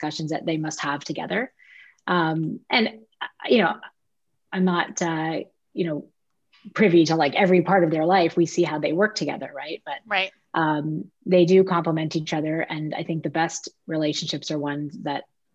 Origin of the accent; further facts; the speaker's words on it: Toronto, Ontario, Canada; moved away; I'm from Toronto originally